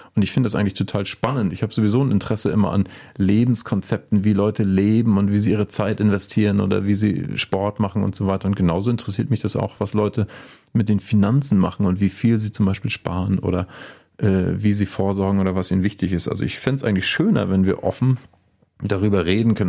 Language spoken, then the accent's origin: German; Mecklenburg-Vorpommern, Germany; moved away as an adult; also born or lived in Rostock; now in Bergisches Land, Germany; Also ich bin in Mecklenburg aufgewachsen äh, und habe in Rostock studiert, Mathematik und Philosophie.